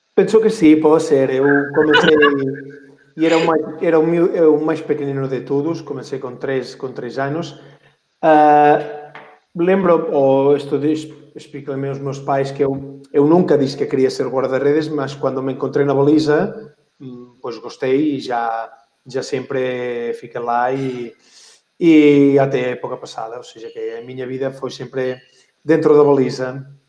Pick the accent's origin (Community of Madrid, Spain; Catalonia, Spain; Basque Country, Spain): Catalonia, Spain; Voltregà; Portuguese is a second language; moved away as an adult; also born or lived in Lleida; eu comecei com três aninhos lá aqui na, na minha aldeia, que, que é para nós é, é, é uma das aldeias do hockey da Catalunha